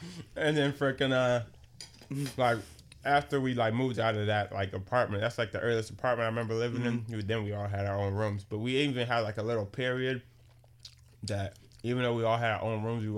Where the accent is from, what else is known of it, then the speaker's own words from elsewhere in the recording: Boston, Massachusetts, United States; I'm from Roxbury.